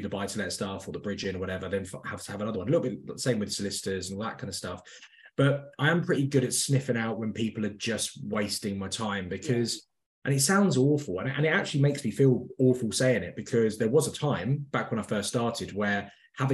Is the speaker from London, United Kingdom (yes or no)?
yes; London, United Kingdom; moved away as an adult; also born or lived in Midlands; I'm from North London originally